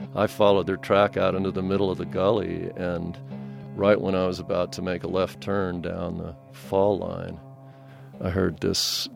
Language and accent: English; Colorado Springs, Colorado, United States; moved away; was born and raised in Colorado Springs and went away for quite a long time and came back